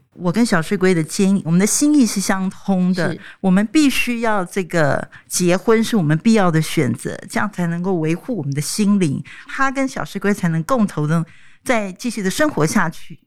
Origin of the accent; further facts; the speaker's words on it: Taiwan; 我们台湾人